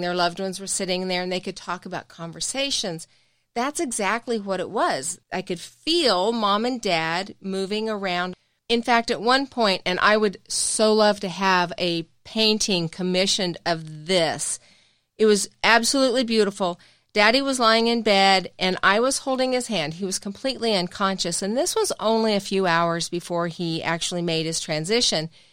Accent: the South, United States; we're from the South

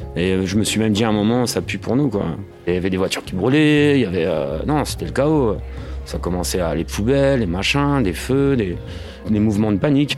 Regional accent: Picardy, Hauts-de-France, France; also born or lived in Paris; now in Breteuil, France; je suis un petit picard

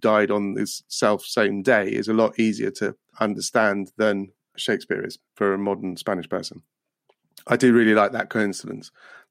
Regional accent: Scotland, United Kingdom; I'm Scottish.

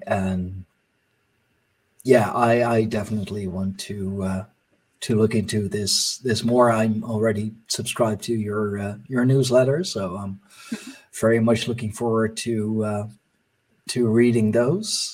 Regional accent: Netherlands; first language Dutch; English is a second language

